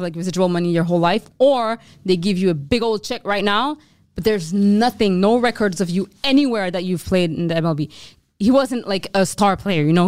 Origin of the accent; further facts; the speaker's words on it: Montreal, Quebec, Canada; we're Canadian